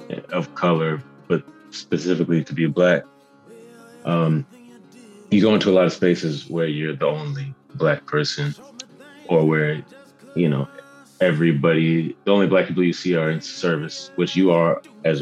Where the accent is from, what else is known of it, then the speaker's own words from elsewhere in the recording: Milwaukee, Wisconsin, United States; moved away as an adult; now in Austin, United States; I'm from Milwaukee. I spent pretty much my whole life there.